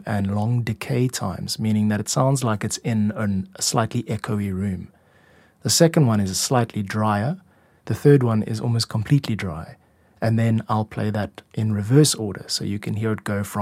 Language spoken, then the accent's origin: English; South Africa; moved away as an adult; also born or lived in Korea; I'm a music composer and producer from South Africa